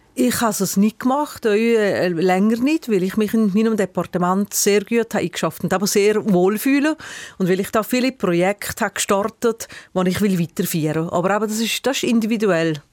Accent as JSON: {"language": "German", "town": "Brig-Glis", "region": "Valais", "country": "Switzerland", "tie": "born or raised there", "said": "in Briglis, meiner Heimatgemeinde"}